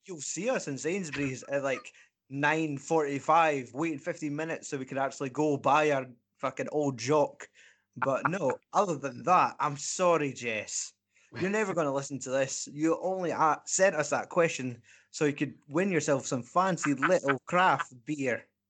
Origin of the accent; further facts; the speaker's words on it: Scotland, United Kingdom; we're Scottish